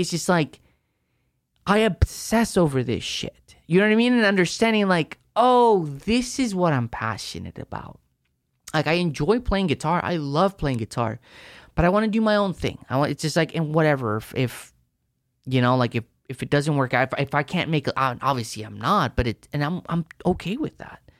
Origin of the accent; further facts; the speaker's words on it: El Paso, Texas, United States; I grew up in El Paso